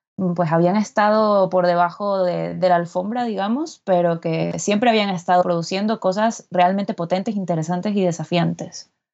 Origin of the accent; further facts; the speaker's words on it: Guayaquil, Guayas, Ecuador; moved away as an adult; also born or lived in Barcelona, Spain; now in Madrid, Spain; yo soy de Guayaquil, una ciudad de la zona costera de, Ecuador